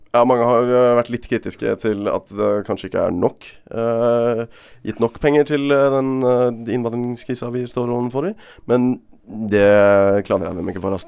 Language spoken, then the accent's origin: Norwegian; Bergen, Vestland, Norway; Som bergenser